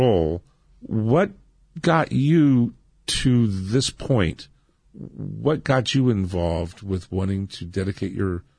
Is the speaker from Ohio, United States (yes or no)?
yes; Barberton, Ohio, United States; I was born in Barberton, Ohio.